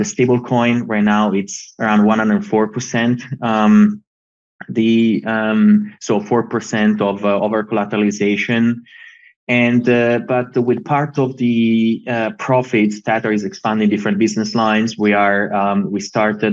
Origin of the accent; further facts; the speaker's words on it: Italy; we come from Italy